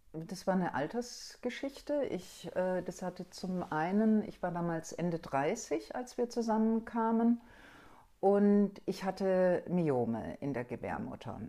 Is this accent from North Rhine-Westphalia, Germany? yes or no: no; Stuttgart, Baden-Württemberg, Germany; ich komm aus Süddeutschland, aus Stuttgart